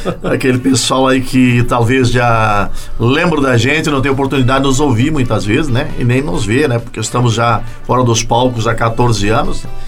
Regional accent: Tuparendi, Rio Grande do Sul, Brazil; Eu sou daquela região, sou natural de Tuparendi

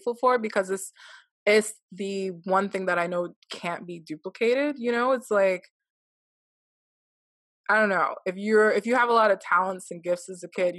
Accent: United States; growing up in the United States

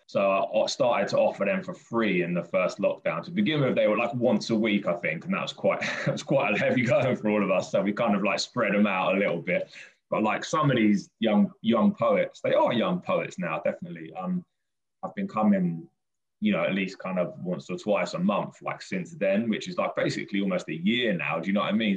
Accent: Brighton, South East England, United Kingdom; I grew up in Brighton.

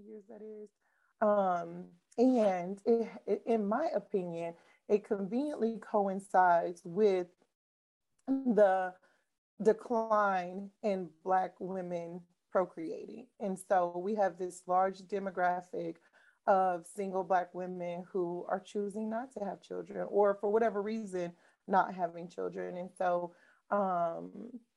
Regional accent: Midwest, United States; I grew up in the Midwest

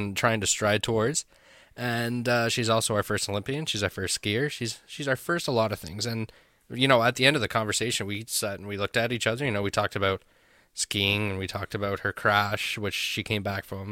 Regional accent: Owen Sound, Ontario, Canada; I grew up in Owen Sound

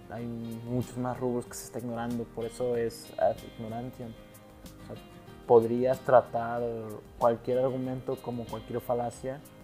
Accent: Monterrey, Nuevo León, Mexico; also born or lived in Mexico City; Tú y yo, Mario, somos regios

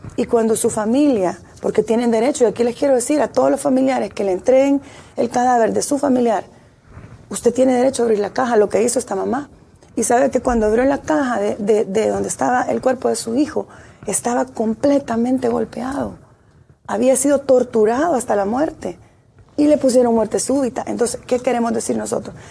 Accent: El Salvador; somos parte como salvadoreños

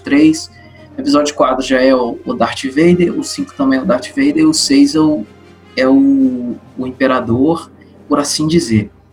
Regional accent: Brazil; sou de Pontes Itabapuana e engenheiro mecânico

